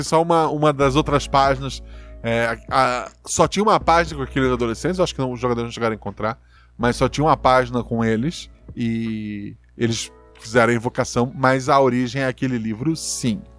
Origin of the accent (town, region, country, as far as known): Florianópolis, Santa Catarina, Brazil; born or raised there